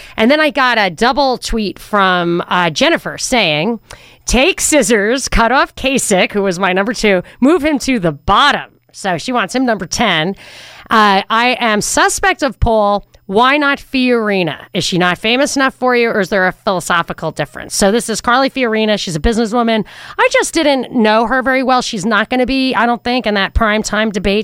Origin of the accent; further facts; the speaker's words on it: New York, United States; now in Atlanta, United States; growing up in New York